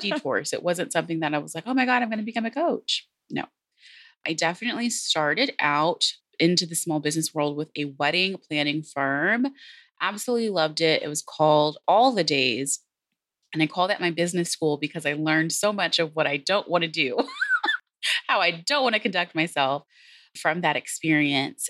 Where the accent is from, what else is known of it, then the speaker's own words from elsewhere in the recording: Texas, United States; also born or lived in San Antonio; I am obviously from Texas, I opened with howdy. I'm based here in San Antonio.